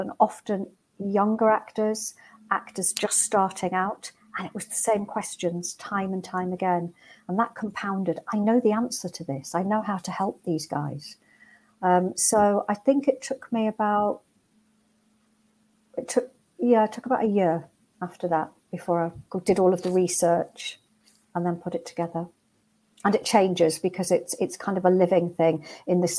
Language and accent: English; Newcastle upon Tyne, North East England, United Kingdom; I'm from Newcastle originally and come from a working class background